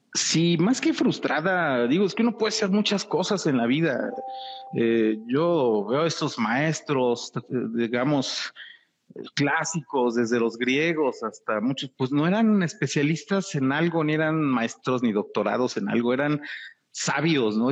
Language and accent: Spanish; Mexico; soy mexicano, amo mi país, amo mi tierra